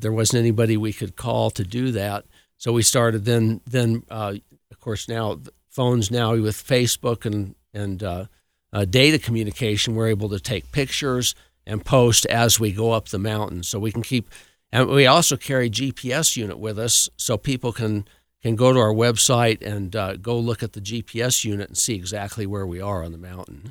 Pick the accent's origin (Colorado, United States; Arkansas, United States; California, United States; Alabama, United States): Colorado, United States; Cascade; I grew up in Cascade